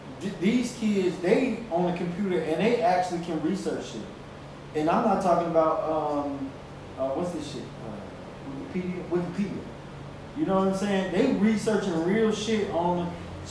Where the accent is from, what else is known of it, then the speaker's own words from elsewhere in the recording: United States; We have to learn a different language. We are American, very much so. But we have a different culture than normal, like, run-of-the-mill Americans.